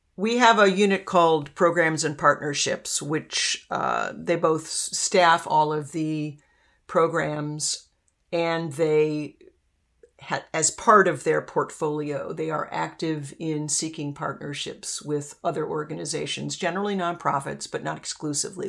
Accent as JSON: {"language": "English", "town": "Arlington", "region": "Virginia", "country": "United States", "tie": "born or raised there", "also_born_or_lived": "Washington, D.C.", "said": "I grew up in Arlington"}